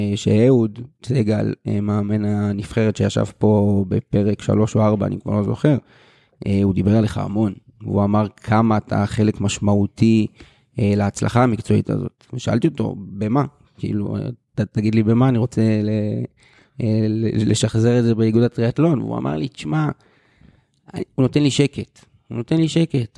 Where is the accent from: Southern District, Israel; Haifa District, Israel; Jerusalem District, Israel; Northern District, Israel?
Northern District, Israel; Nahariya; also born or lived in Kiryat Bialik; גדלתי בהפועל נהריה, אבל באיזשהו שלב עברתי למכבי ביאליק